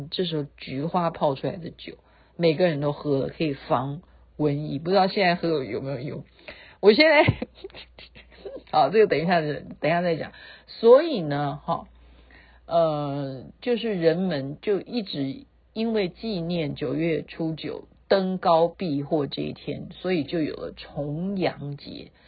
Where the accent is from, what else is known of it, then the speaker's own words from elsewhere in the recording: Taiwan; 我们台湾人戴口罩戴得很勤